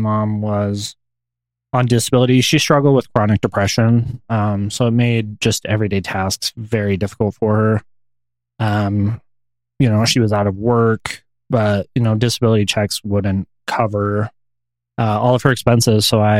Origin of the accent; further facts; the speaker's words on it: Colorado, United States; also born or lived in American Fork, Utah / Pueblo / Aurora; now in Salt Lake City, United States; I was born in American Fork, Utah, which is a suburb about an hour south of Salt Lake City. But I grew up primarily in Colorado. I lived in Colorado Springs, Pueblo, you know, Aurora